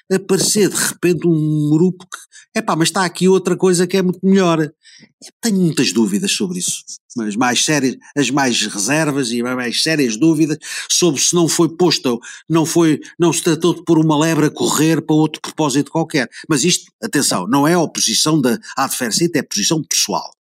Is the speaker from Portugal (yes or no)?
yes; Portugal; eu sou português